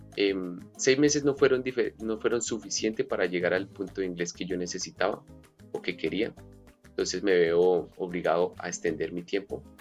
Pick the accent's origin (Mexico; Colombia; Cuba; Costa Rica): Colombia; now in Australia; soy colombiano, nacido en Colombia